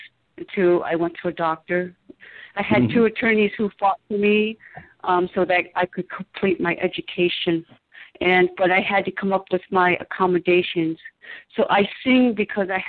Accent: outside of Detroit, Michigan, United States; I grew up in outside of Detroit in the suburbs

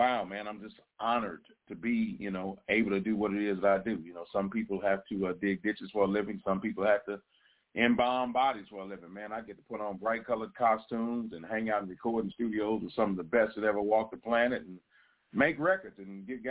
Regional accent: Cincinnati, Ohio, United States; moved away as an adult; I started out as the youngest disc jockey in my hometown, Cincinnati, Ohio

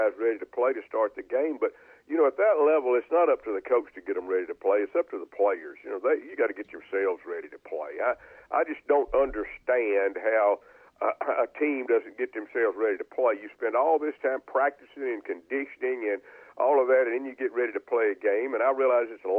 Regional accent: Ruston, Louisiana, United States; I grew up with Leon in Ruston

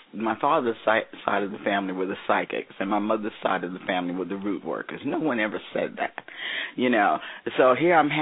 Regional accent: New York City, New York, United States; Born and raised in New York City, New York.

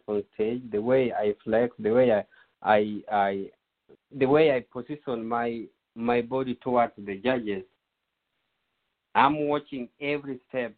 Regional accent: Kenya; moved away; Growing up in Kenya

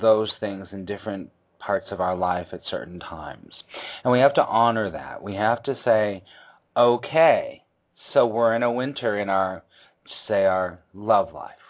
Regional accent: California, United States; moved away; also born or lived in East Coast; I grew up in California, not a lot of seasons

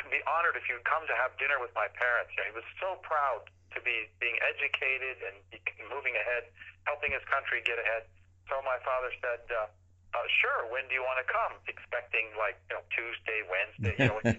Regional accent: Saudi Arabia; also born or lived in United States; I grew up in Saudi Arabia. I was born in Pittsburgh.

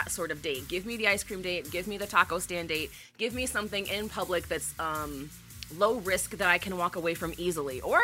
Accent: Great Lakes area, Midwest, United States; I'm very much from the Midwest, particularly the Great Lakes area

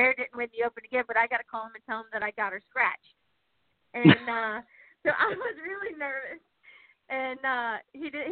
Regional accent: Ohio, United States; moved away as an adult; now in Indiana, United States; I'm a Buckeye at heart still

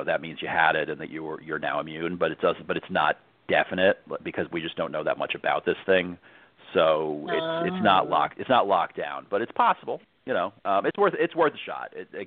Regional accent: New York, United States; I grew up in New York

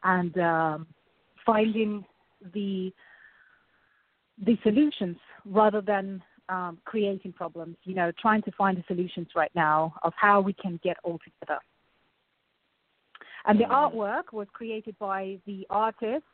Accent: Russia; moved away; I was growing up in Russia at school

